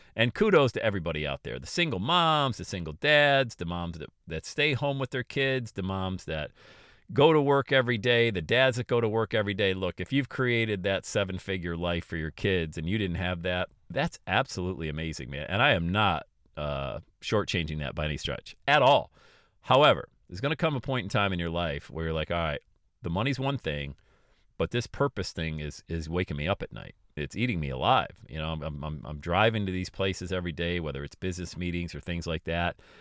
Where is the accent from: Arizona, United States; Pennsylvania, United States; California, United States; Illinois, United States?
Pennsylvania, United States; Bradford; moved away as an adult; also born or lived in Florida; I'm leaving Bradford. I'm going, leaving my hometown.